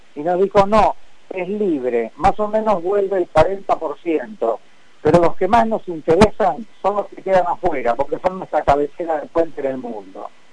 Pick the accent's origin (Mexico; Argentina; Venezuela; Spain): Argentina; yo fui invitado como representante argentino